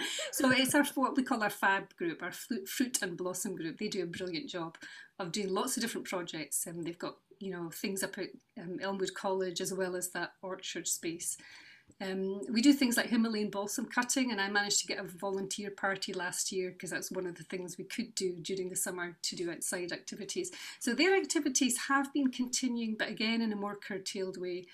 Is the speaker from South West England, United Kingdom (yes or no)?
no; Newport-on-Tay, Scotland, United Kingdom; also born or lived in Edinburgh / Western Isles; now in Cupar, United Kingdom; I grew up in North East Fife, uh, in Newport and Galway